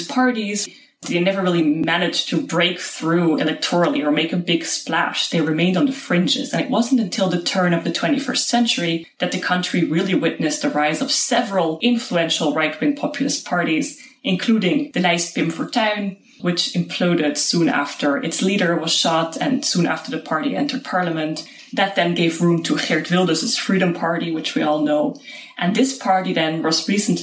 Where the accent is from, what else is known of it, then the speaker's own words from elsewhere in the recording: Luxembourg; moved away as an adult; also born or lived in North Dakota; now in Netherlands; Growing up to Dutch parents in Luxembourg